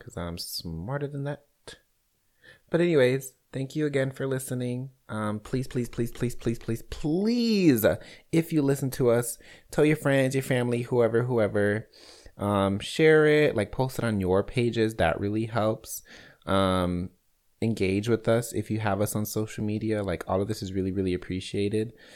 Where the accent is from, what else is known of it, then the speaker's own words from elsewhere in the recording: Chicago, Illinois, United States; now in Kansas City, United States; born and raised in Chicago